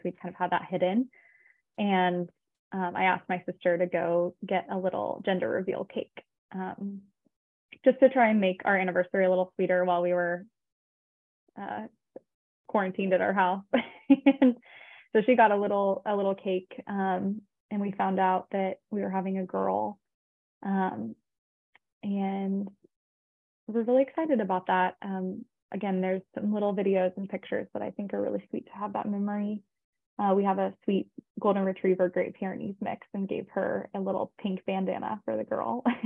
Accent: Austin, Texas, United States; I'm actually from Austin, Texas

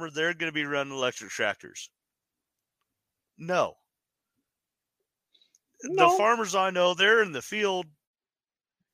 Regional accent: Wyoming, United States; now in Utah, United States; growing up in Wyoming, I mean, we're coal country.

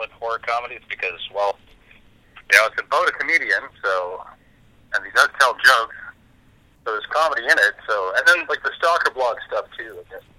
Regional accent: Bangor, Saskatchewan, Canada; moved away as an adult; also born or lived in Vancouver, Canada; I grew up in Saskatchewan in a place called Bangor. Like, not Bangor, Maine, but Bangor, Saskatchewan

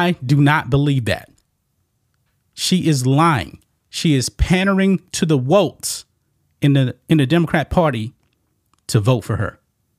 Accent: Louisiana, United States; I went to college about 45 minutes from my hometown in Louisiana.

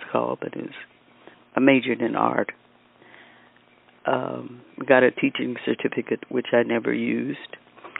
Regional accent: Kansas City, Missouri, United States; moved away as an adult; also born or lived in Topeka, Kansas; now in Los Angeles, United States; I was born in Kansas City, Wheatley Hospital. I have one sister who was also born there, and we grew up

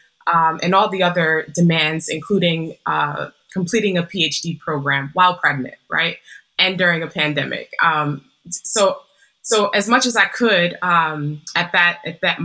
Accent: New York City, New York, United States; moved away as an adult; now in California, United States; I come from Humble beginnings in Harlem, New York, raised to a single Black mother

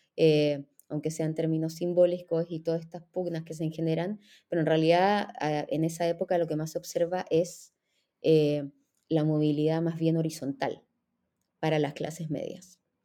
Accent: Chile; moved away as an adult; also born or lived in Israel; soy chilena, eh, soy historiadora, eh, hice mi, primer título en Chile y después la maestría y el doctorado

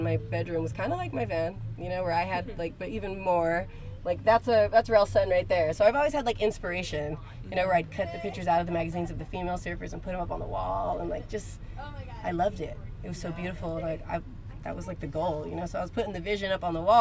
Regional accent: Moreno Valley, California, United States; moved away as an adult; now in Newport Beach, United States; I'm from Marina Valley, California.

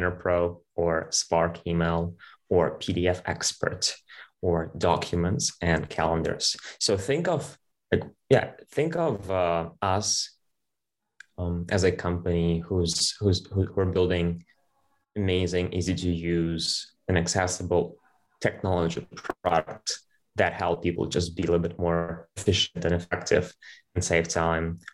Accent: Ukraine; moved away as an adult; also born or lived in United Kingdom; I'm born and raised in Ukraine, and I left Ukraine at the age of 20 to study in the UK

